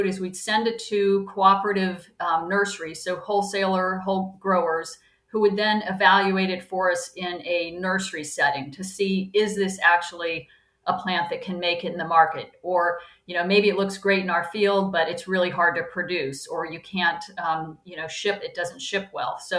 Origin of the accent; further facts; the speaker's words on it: North Carolina, United States; moved away; I grew up in North Carolina, and I just thought it was normal for my family